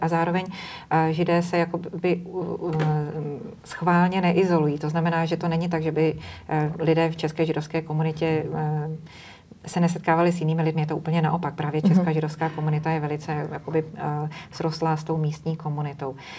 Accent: Bohemia, Czechia; u nás v Čechách

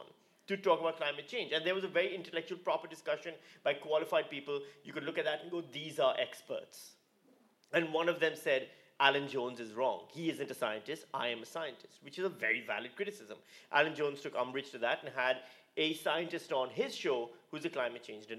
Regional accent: Pakistan; now in Australia; I'm from Pakistan

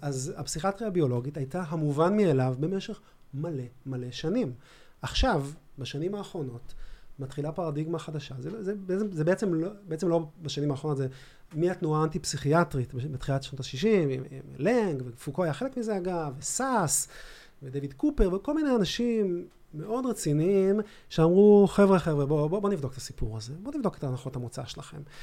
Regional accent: Ramat HaSharon, Tel Aviv District, Israel; אני גדלתי ברמת שרון

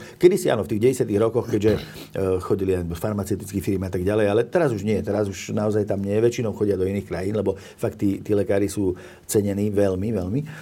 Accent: Orava, Žilina Region, Slovakia; ja som, pochádzam sám z Oravy

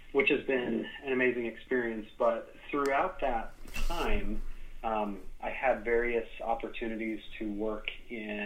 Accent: Utah, United States; I was born in Utah

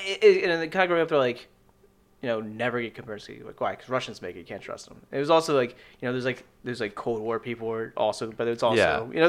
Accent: Annapolis, Maryland, United States; I grew up in Annapolis, right next to Fort Meade, next to our NSA.

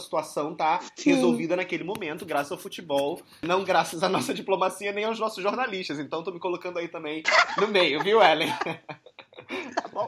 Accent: Rio de Janeiro, Brazil; moved away as an adult; now in Moscow, Russia; eu que sou do Rio

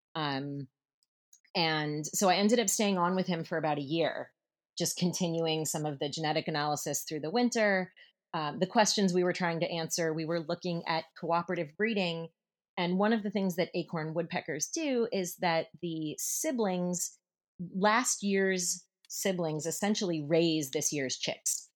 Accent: Seattle, Washington, United States; moved away as an adult; also born or lived in Northfield, Minnesota / Paris; Seattle where I grew up

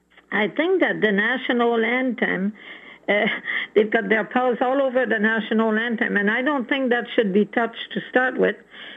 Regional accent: Quebec, Canada; moved away; I was born in Quebec. I spent most of my life, as a young person in Quebec.

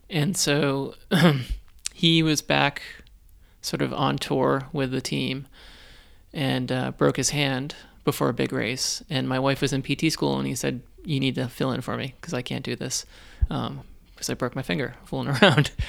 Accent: Weymouth, Massachusetts, United States; moved away as an adult; also born or lived in Boston; now in Buffalo, United States; I grew up um, on the South Shore of Boston. Oh, okay. So, um, yeah, from a little working class town called Weymouth.

